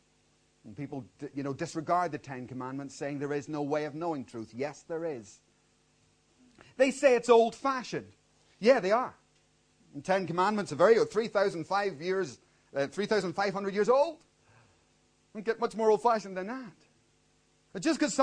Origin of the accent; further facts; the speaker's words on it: Belfast, Northern Ireland, United Kingdom; moved away; I grew up in Belfast, and that was one lawless city